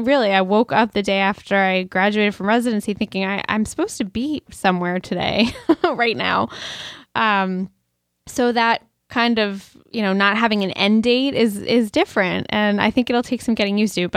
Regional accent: Brookline, Massachusetts, United States; I grew up in Brookline, Massachusetts, which is a kind of a suburban urban town outside Boston, but really accessible to the city. And I basically walked everywhere growing up.

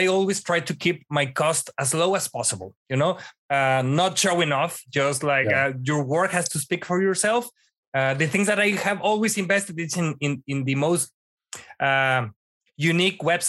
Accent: Texas, United States

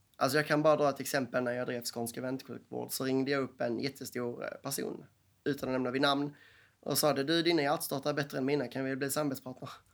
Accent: Skåne, Sweden; Stockholmarna ser ner på skåningarna. Ofta för vi är danskar.

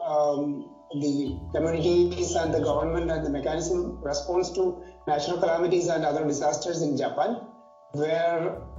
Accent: Kottayam, Kerala, India; also born or lived in Kasargod; now in Kasaragod, India; I'm actually from Central Kerala, from Kottayam, but um, I live and work in Kasargod right now.

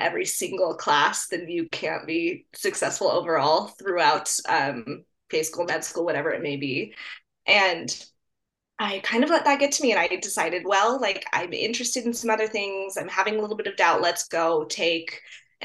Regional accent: Colorado, United States; I'm from Colorado, and I kind of went to undergrad at CSU, which is just my state university here

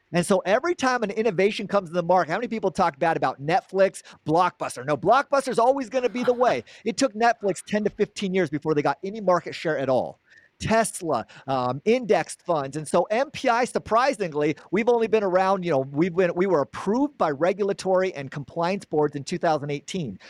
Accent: Gilbert, Arizona, United States; I'm from Gilbert, Arizona, born and raised Arizona

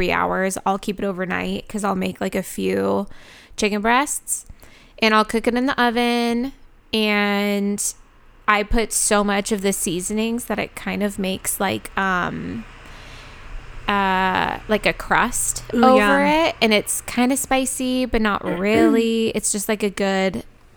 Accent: United States; I'm born and raised in America

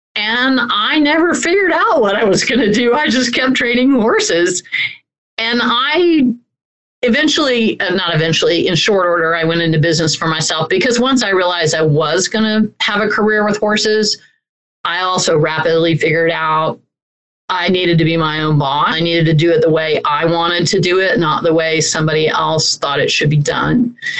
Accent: Orlando, Florida, United States; I grew up in Central Florida, in a uh, right outside of Orlando, Florida

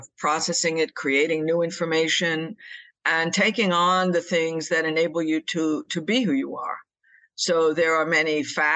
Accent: New York City, New York, United States; I was born in New York City, and I still live in the northeast of the United States

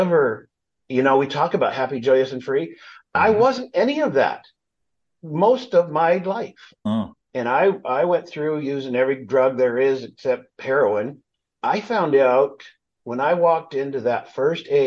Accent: Los Angeles, California, United States; now in Palm Springs, United States; We grew up in suburbia

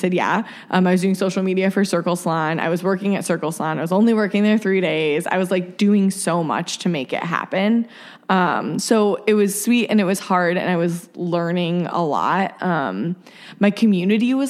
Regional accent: Akron, Ohio, United States; moved away; Akron, my hometown

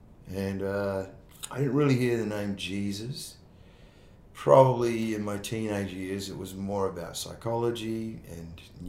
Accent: Perth, Western Australia, Australia; moved away as an adult; also born or lived in Sydney; I grew up in Perth. I grew up mostly on the beach at Triggs. That's where my family lived.

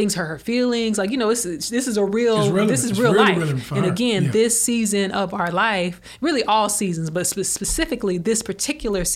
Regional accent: Alabama, United States; I'm from Alabama

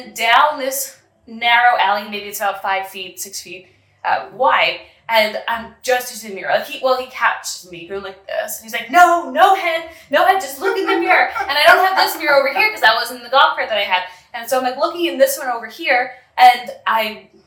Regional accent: New York, United States; moved away as an adult; now in San Pedro, Belize; I'm from New York

